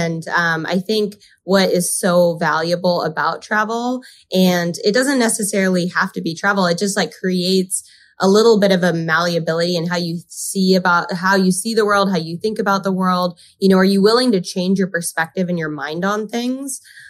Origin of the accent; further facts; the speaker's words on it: California, United States; also born or lived in Park City, Utah / Spain / Montreal / Argentina; I was born in Park City, Utah, but then predominantly grew up in California. In high school, I've done 2 foreign exchanges. Like I did a full year of high school in Spain. I did most of my college in Montreal and then 1 year in Argentina.